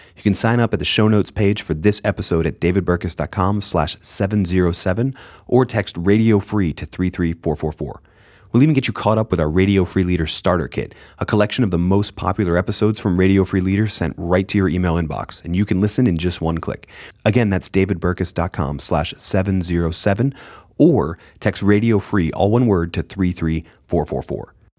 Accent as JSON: {"language": "English", "town": "Groton", "region": "Massachusetts", "country": "United States", "tie": "born or raised there", "moved": "yes", "said": "I grew up in Groton, Massachusetts"}